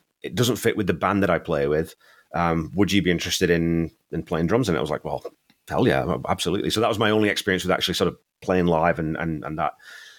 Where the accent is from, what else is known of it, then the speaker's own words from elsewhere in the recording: England, United Kingdom; Even though I'm a Northerner, and he was a Conservative MP.